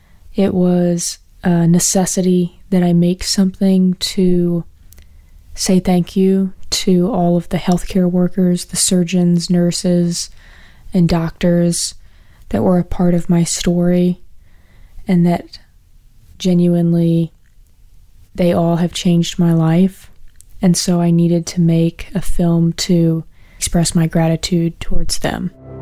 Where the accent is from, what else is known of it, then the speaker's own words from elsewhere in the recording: Virginia, United States; I'm from Central Virginia